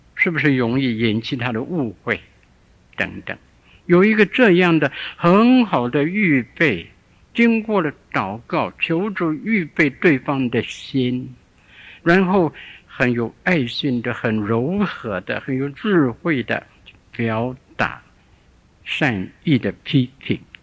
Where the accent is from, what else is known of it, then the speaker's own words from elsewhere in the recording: Shandong, China; 我小的时候住在山东一个地方，我五岁的时候